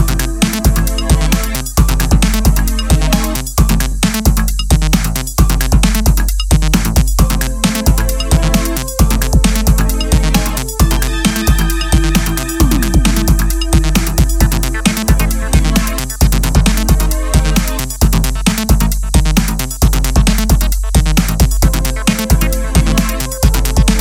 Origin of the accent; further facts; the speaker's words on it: Slovenia; I'm a producer from Slovenia